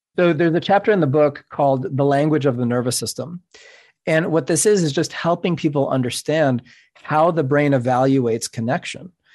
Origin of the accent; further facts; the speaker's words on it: New York City, New York, United States; first language Spanish; English is a second language; I'm a Cuban American. My first language is Spanish. I grew up in New York City